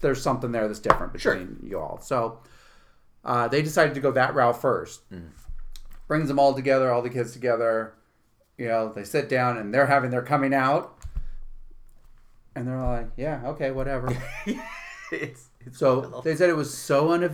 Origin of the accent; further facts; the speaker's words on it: San Francisco, California, United States; also born or lived in New York City; now in Utica, United States; I grew up in San Francisco, born and raised